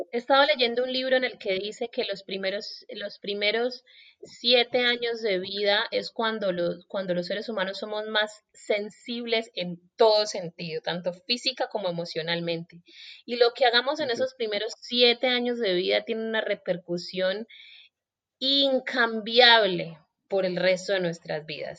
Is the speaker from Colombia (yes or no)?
yes; Colombia; yo soy colombiana